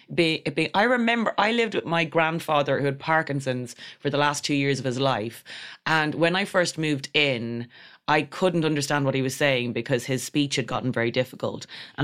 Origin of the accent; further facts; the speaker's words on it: Ireland; accent: Irish; I am an Irish lass from Ireland.